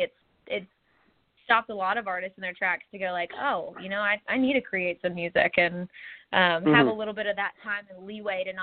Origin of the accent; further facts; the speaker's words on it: Texas, United States; also born or lived in Tulsa, Oklahoma; now in Nashville, United States; I grew up in Texas and was born in Tulsa, Oklahoma, but I live in Nashville now